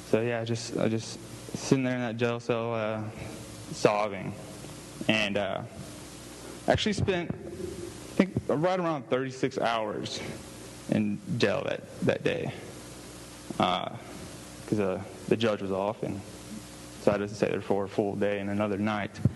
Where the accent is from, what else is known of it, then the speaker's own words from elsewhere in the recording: Houston, Texas, United States; where I was born and raised in Houston, Texas